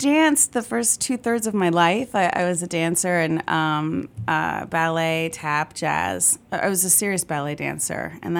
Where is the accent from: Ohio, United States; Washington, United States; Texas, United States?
Ohio, United States; I came from Ohio. I really didn't have any experience singing jazz until I moved to the city.